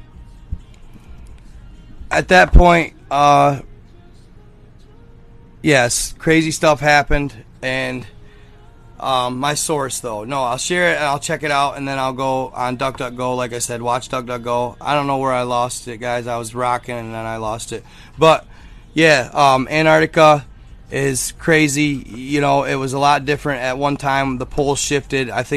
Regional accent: Michigan, United States; I'm from Michigan.

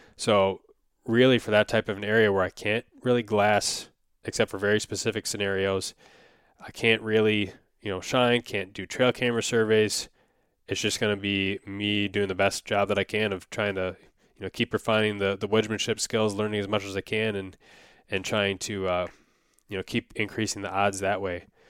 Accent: Wisconsin, United States; growing up in Wisconsin

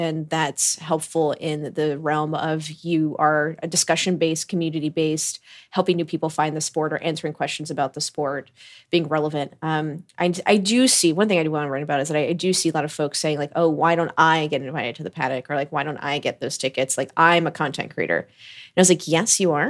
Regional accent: United States; also born or lived in Florida; growing up in America

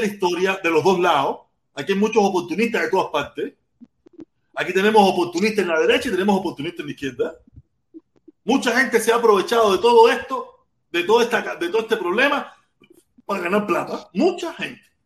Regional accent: Cuba; moved away; yo a Cuba no regreso porque no es, un país que no, no me garantiza, no me garantiza mi derecho a mi libre expresión, a mi soberanía, a, plantear, a decir lo que quiero y que yo pueda y que yo vaya a regresar a mi país de origen

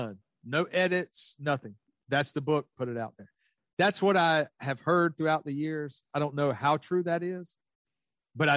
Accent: the South, United States; I grew up in the South

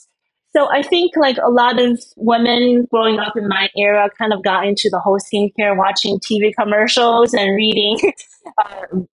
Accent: China; now in Miami, United States; I grew up in China

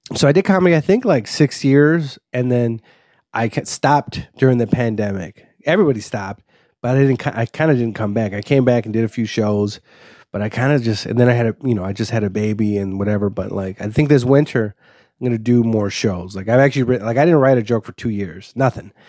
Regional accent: Waukegan, Illinois, United States; also born or lived in Los Angeles, California / Highwood, Illinois / Zion, Illinois; I grew up, uh, in a place called Highwood up until fifth grade, and then I grew up in Wauke-, sixth grade to high school and post and college, basically, yeah, Waukegan

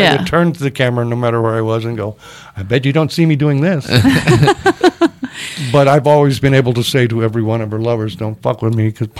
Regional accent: Georgia, United States; moved away as an adult; also born or lived in Texas; now in Los Angeles, United States; I'm from Texas, but my parents moved to Georgia, so I grew up in Georgia.

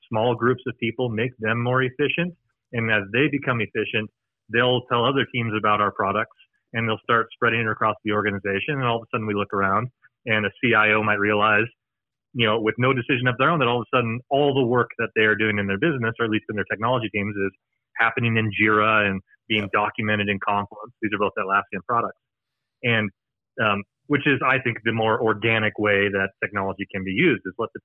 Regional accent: United States; accent: American; I'm American accent

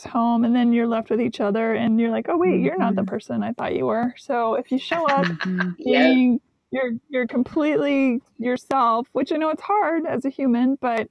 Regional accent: Seattle, Washington, United States; also born or lived in Nashville; now in Los Angeles, United States; I was raised up in Seattle, the Pacific Northwest.

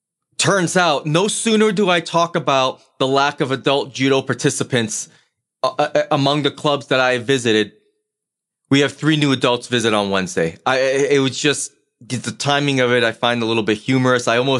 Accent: New England, United States; But given the fact that I'm originally from New England, I will always have a rooting interest whenever the Boston sports teams are competing for any sort of championship.

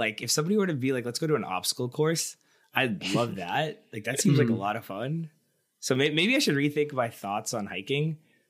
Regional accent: Richmond, Virginia, United States; also born or lived in Seattle; now in New York, United States; I'm from Richmond and growing up there

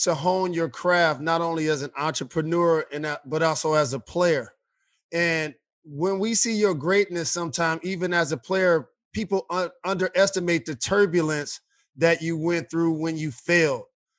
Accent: Detroit, Michigan, United States; born in the 70s and raised in the 80s, and fell in love with basketball because as a Detroiter, we drafted Isaiah Thomas, and that was my favorite hometown team.

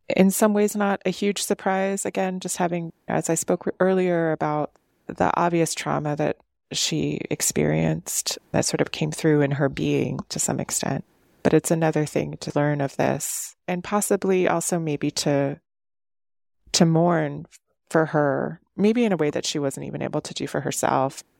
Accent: Cleveland, Ohio, United States; I grew up in Cleveland.

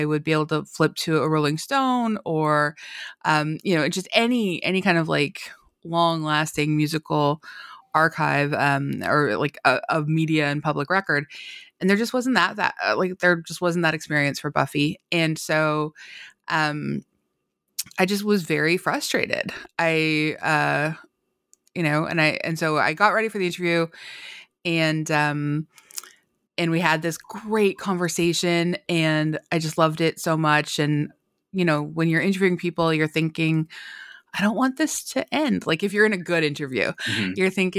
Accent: Canada; Well, I think, you know, like a lot, I'm Canadian, and so I think like a lot of Canadians

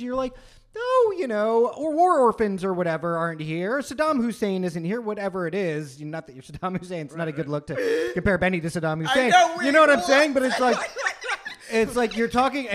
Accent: Pennsylvania, United States; moved away; growing up in Pennsylvania

